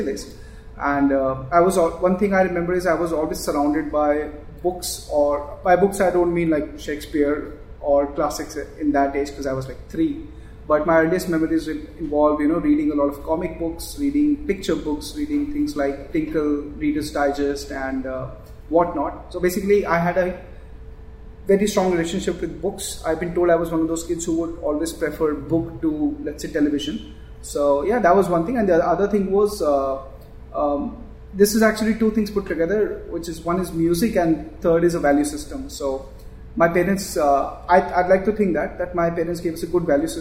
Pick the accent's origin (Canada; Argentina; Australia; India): India; New Delhi, Delhi; I grew up in New Delhi